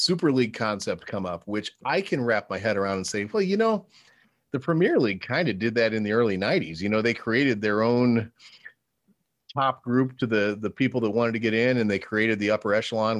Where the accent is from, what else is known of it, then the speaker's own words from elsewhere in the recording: United States; I've grown up in the capitalistic American sports environment